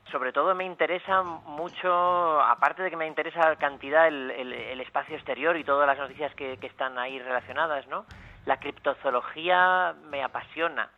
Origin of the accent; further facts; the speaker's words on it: Luarca, Asturias, Spain; en mi pueblo donde nací, en Luarca